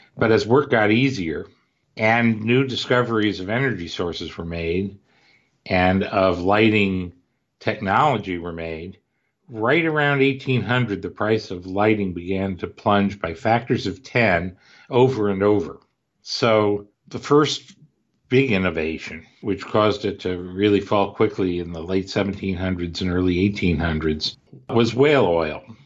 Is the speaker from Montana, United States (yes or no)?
no; Cleveland, Ohio, United States; I grew up in Cleveland